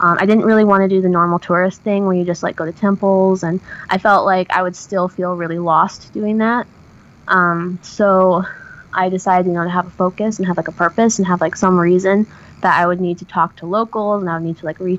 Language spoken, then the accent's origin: English; Oregon, United States; I'm originally from Oregon. And we got hit really hard by the recession in the area that I was living at the time.